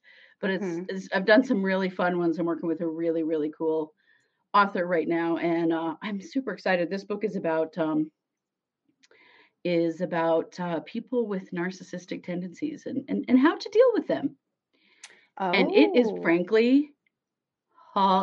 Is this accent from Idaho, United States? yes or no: yes; Idaho, United States; accent: Idaho; one of my Idaho accent words